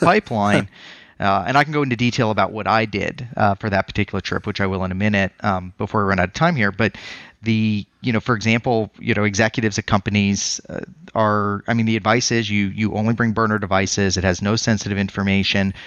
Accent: Colorado, United States; now in Phoenix, United States; I'm from Colorado before this

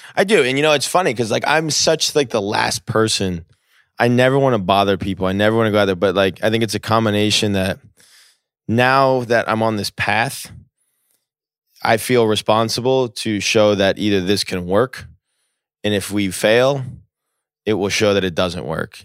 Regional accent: New Jersey, United States; I grew up in New Jersey.

